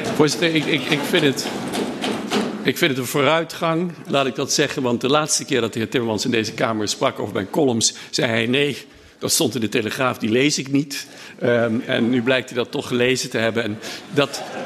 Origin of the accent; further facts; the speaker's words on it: The Hague, South Holland, Netherlands; accent: Haags; ik ben opgegroeid in Den Haag Zuidwest in een portiek met touwtjes uit de deur.